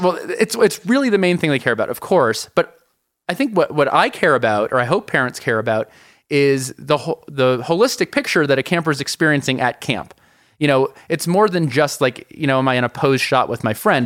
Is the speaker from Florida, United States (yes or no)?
no; New York City, New York, United States; moved away as an adult; now in Colorado, United States; I'm from New York City originally, moved to Colorado